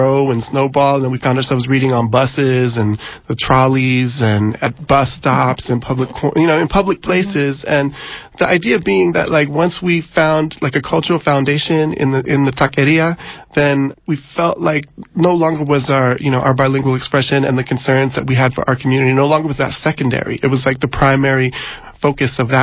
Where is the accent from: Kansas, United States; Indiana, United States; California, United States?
California, United States; San Diego; moved away as an adult; now in San Francisco, United States; it's my hometown